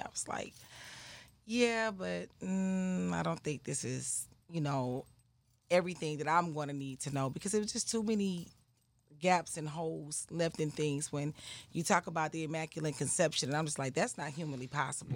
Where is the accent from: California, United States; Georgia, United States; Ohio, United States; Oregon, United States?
Georgia, United States; Atlanta; also born or lived in Clayton County, Georgia; I'm from Atlanta, Georgia. Atlanta, Atlanta, Southwest Atlanta